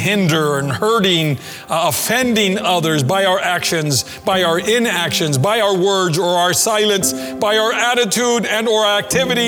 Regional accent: McFarland, United States; the church that we grew up in McFarland

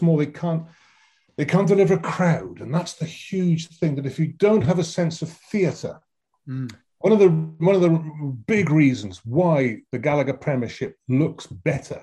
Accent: Wales, United Kingdom; we live in post-industrial Wales

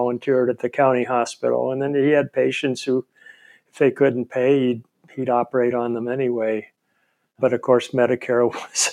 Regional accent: Stockton, California, United States; I was born in Stockton, California

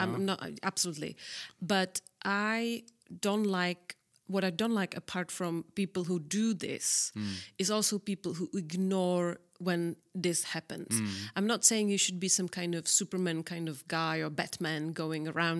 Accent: South Moravian Region, Czechia; English is a second language; I am a girl from Southern Moravia. I am actually a country girl. I was, which is quite funny that I realized it, that I actually was born into a house with no plumbing and no running water in the late 70s.

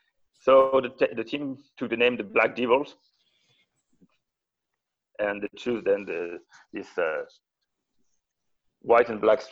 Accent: Burgundy, Bourgogne-Franche-Comté, France; moved away as an adult; now in Strasbourg, France; I was living in my hometown in Burgundy, and there's no footy there. And a few years later, I moved to Strasbourg.

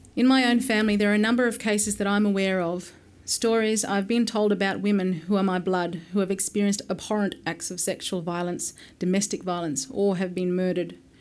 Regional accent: Alice Springs, Northern Territory, Australia; also born or lived in Yuendumu; I have essentially grown up in Alice Springs, but spent a great deal of my childhood in remote communities in the Northern Territory

